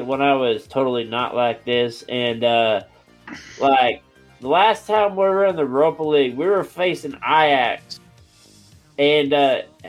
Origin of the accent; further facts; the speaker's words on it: United States; I'm American.